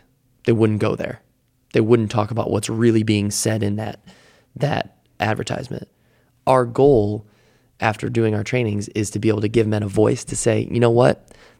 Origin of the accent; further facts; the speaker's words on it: Midwest, United States; Yeah, I grew up in the Midwest, so I was in kind of the Bible Belt area